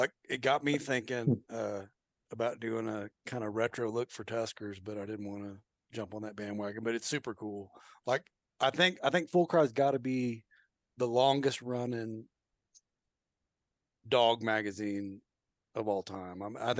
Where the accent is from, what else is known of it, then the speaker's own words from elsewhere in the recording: Oklahoma, United States; And I'm from Oklahoma, so I got to throw out Ed Abel.